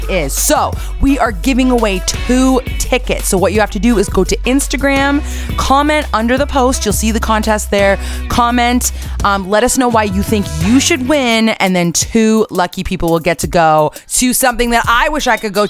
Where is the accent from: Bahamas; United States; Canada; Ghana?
Canada; We're Canadian